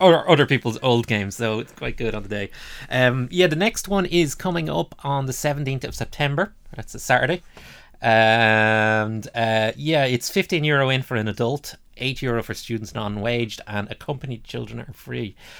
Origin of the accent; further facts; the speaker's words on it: Dublin, Leinster, Ireland; we're both from Dublin.